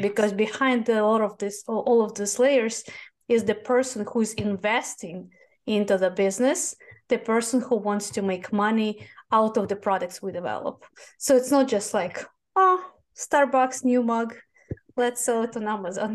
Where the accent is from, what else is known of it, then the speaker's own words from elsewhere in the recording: Moscow, Russia; English is a second language; moved away as an adult; now in United States; I was born in Moscow. I was born in Soviet Union, the country that does not exist anymore